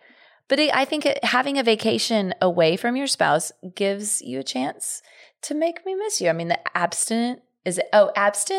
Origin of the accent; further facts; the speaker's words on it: Portland, Oregon, United States; I'm originally from Portland, Oregon.